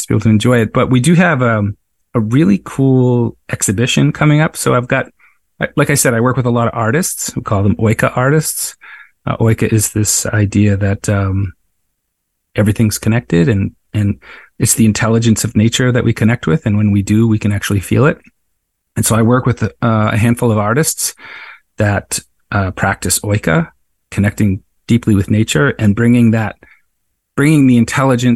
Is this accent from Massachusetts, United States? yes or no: yes; Cape Cod, Massachusetts, United States; now in Nantucket, United States; I grew up on Cape Cod